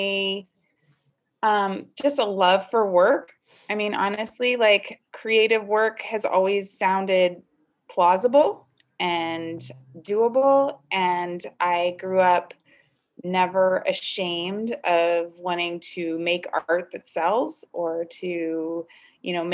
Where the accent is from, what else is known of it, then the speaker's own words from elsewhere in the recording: Los Angeles, California, United States; I grew up in the South Bay, and it wasn't very urban where I grew up, and it was pretty much a suburban beach town lifestyle